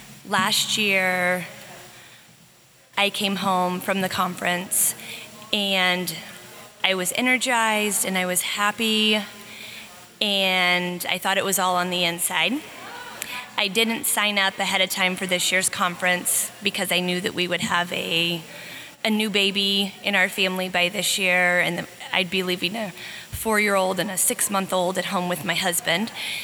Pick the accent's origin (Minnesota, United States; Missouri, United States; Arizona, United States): Missouri, United States; Kansas City; I'm from Kansas City, Missouri, and I practice outpatient general pediatrics.